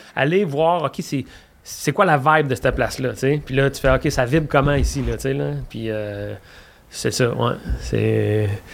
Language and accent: French; Quebec, Canada; j'aime le Québec, je suis québécois, j'aime ma patrie